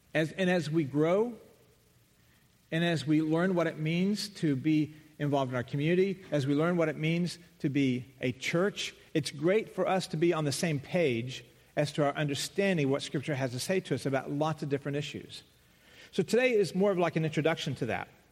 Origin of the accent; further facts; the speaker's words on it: the South, United States; moved away; I come from the South